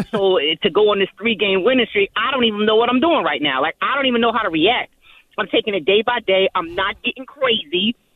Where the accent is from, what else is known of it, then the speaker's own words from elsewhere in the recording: New Jersey, United States; I'm born and raised in North Jersey, so you know that Jersey juice always been in my bones.